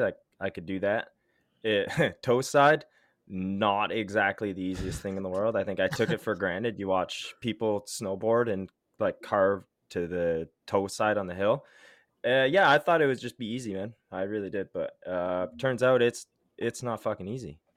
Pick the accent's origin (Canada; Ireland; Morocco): Canada; Ottawa, Ontario; I grew up in Ottawa